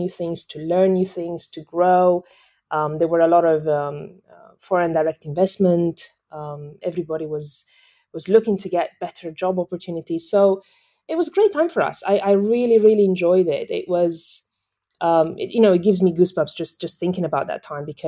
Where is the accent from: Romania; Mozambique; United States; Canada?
Romania; western Romania; moved away as an adult; also born or lived in Myanmar / Thailand / United Kingdom; now in Singapore; I'm originally from Romania, the west side of Romania